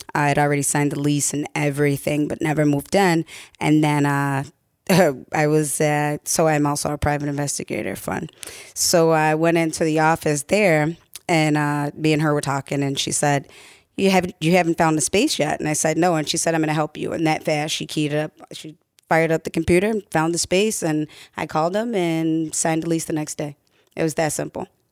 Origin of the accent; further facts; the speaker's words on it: Baltimore, Maryland, United States; moved away as an adult; I am originally from Baltimore, and I went to Baltimore Public Schools